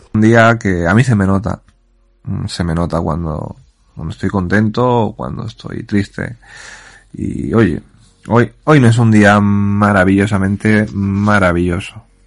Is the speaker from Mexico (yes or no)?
no; Puertollano, Castilla-La Mancha, Spain; yo, que soy de Puerto Llano